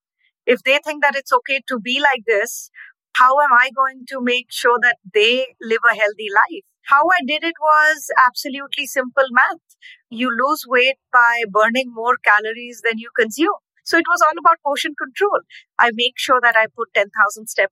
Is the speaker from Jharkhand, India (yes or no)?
yes; Ranchi, Jharkhand, India; moved away as an adult; now in Nashville, United States; Growing up in India, I used to love train rides